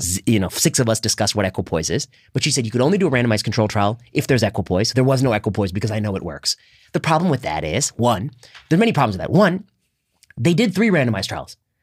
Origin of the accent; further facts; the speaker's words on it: Indiana, United States; when I was growing up in Indiana, in high school, we would go to Denny's.